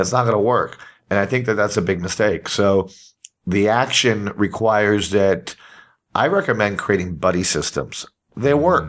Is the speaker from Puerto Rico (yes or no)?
yes; Puerto Rico; I'm from Puerto Rico